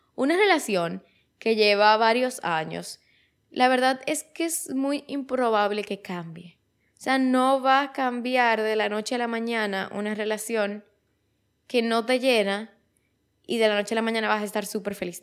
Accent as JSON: {"language": "Spanish", "country": "Dominican Republic", "said": "aquí en mi país, en República Dominicana"}